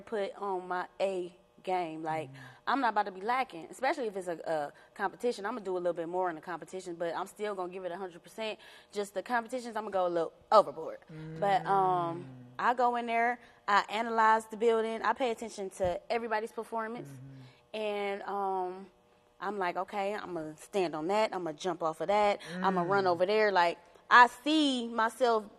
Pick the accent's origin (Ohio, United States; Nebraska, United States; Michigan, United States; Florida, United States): Ohio, United States; Cleveland; I grew up on St. Clair, but I had went to private and Catholic school my whole life